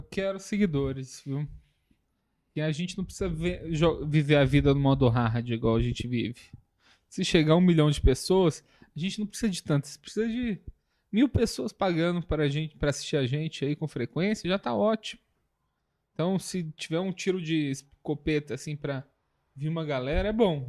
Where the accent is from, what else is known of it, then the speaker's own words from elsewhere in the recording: São João del-Rei, Minas Gerais, Brazil; moved away; also born or lived in Viçosa / Belo Horizonte; eu basicamente nasci em Viçosa, morei um pouco em BH, saí de Viçosa, voltei para Viçosa e dos 10 aos 18 anos eu morei em São João del Rei. Então é a cidade que eu me considero é, meu lar